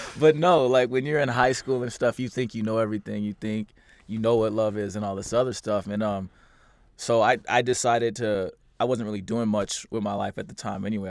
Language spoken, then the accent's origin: English; Kansas City, Missouri, United States; moved away as an adult; also born or lived in St. Louis, Missouri; I grew up in Missouri